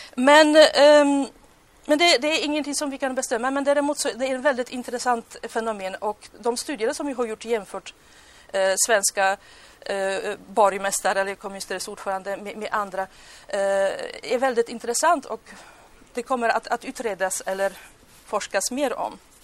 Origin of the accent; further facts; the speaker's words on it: Poland; Swedish is a second language; now in Sweden; nu kommer jag på mitt hemland